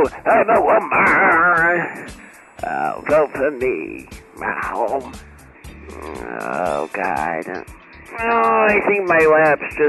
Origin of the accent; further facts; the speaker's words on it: United States; I'm from the United States.